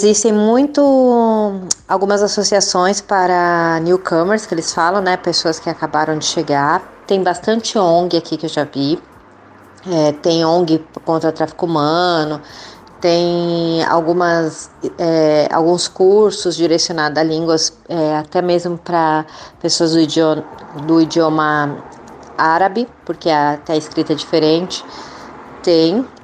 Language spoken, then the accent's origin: Portuguese; Brazil; now in Canada; Nós somos brasileiros que formadas em RI e nos mudamos para o Canadá, imigramos e ainda estamos no processo de imigração